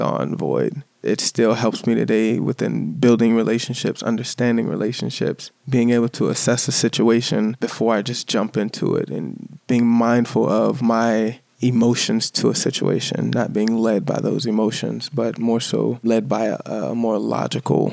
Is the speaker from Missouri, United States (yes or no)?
no; Chesapeake, Virginia, United States; I was born in Chesapeake, Virginia.